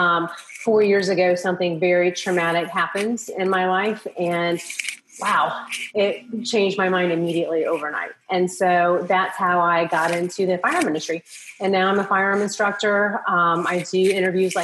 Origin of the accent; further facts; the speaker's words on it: Midwest, United States; moved away as an adult; also born or lived in Australia; I grew up in the Midwest